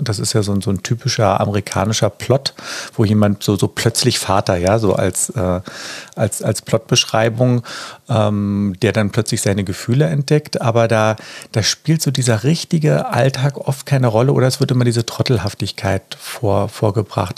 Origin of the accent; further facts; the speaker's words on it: Berlin, Germany; ich bin ja aus Berlin